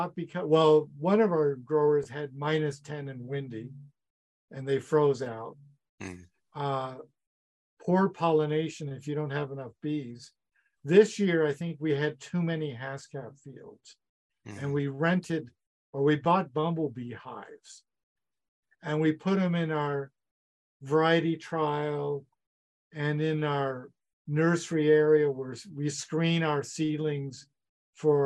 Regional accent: United States; now in Saskatchewan, Canada; I grew up in the States

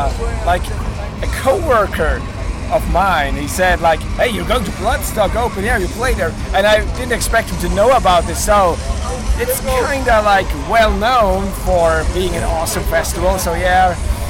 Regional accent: Austria; Like to be honest, we are from Austria

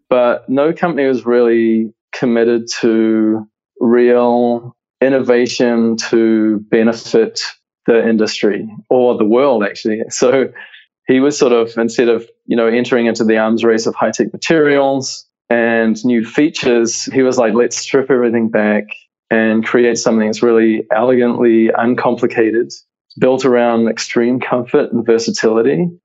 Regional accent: New Zealand; moved away as an adult; now in United States; you can probably hear that my accent is not American. So I'm originally from New Zealand

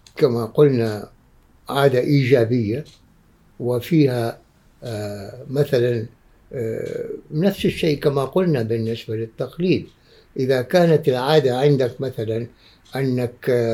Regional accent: Oman; عندنا في عمان

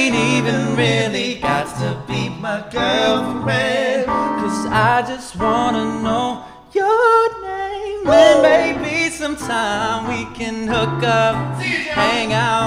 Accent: San Francisco, California, United States; I'm from San Francisco

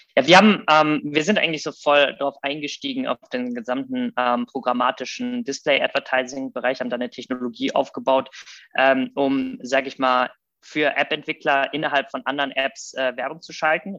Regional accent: Rheda-Wiedenbrück, North Rhine-Westphalia, Germany; also born or lived in Thessaloniki, Greece / Munich; now in Berlin, Germany; bin also quasi groß geworden ähm, in Reda Wiedenbrück, was bei Gütersloh Bielefeld ist, die Ecke aus Westfalen.

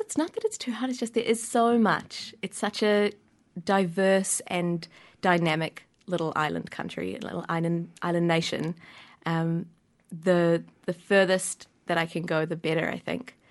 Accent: Wellington, New Zealand; born or raised there

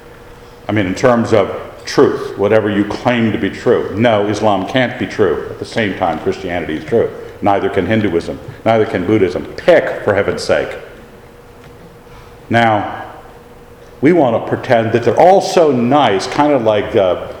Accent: Idaho, United States; we're hicksters, because we're from Idaho

